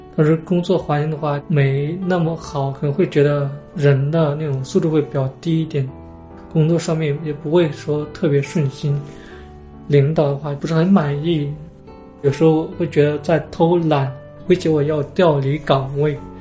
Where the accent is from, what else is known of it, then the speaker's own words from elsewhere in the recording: northern China, China; now in Guangzhou, China; 作为一个北方人来说，会觉得特别地想家，就特别想吃那种家乡那边的食物。因为我们家乡那边的话，热干面会比较流行一点